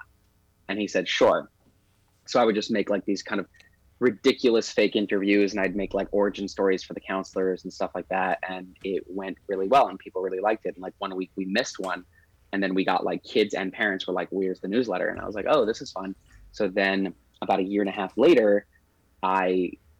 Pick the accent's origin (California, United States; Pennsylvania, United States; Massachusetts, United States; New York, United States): New York, United States; New York City; now in Los Angeles, United States; growing up in Crown Heights, it would rain every suckus